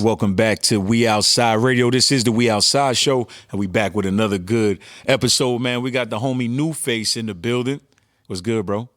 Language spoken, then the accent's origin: English; New Jersey, United States; I'm from Jersey